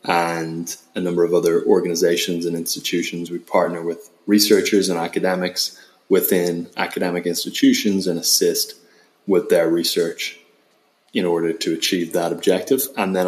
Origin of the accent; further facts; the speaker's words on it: Ireland; accent: Irish; now in United States; Yeah, apparently my Irish accent's gotten a little bit diluted, which I'm not delighted to hear about.